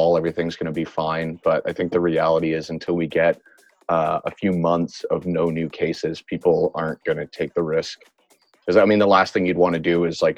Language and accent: English; Montreal, Quebec, Canada; moved away as an adult; now in Vancouver, Canada; I grew up in Quebec in Montreal